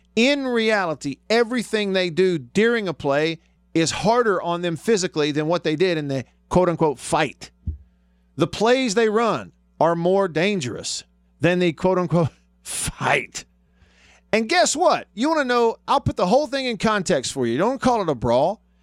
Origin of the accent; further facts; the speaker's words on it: Alabama, United States; moved away; also born or lived in Mississippi; Alabama's my home state.